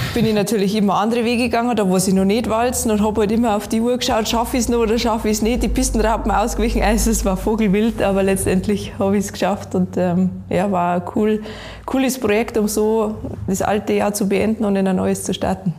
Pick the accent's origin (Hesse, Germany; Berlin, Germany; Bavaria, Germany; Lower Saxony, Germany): Bavaria, Germany; Garmisch-Partenkirchen; Ich komme aus Garmisch-Partenkirchen, bin aufgewachsen in die Berg und wohne nach wie vor, ich glaube, am schönsten Ort der Welt